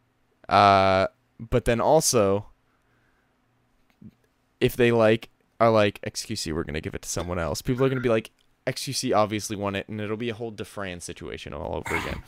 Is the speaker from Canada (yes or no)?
yes; Canada; we're Canadian